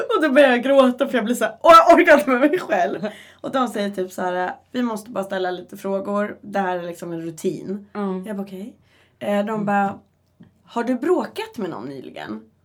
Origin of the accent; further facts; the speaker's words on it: Uppsala, Uppsala County, Sweden; moved away as an adult; also born or lived in Västerås; jag är hemma i Uppsala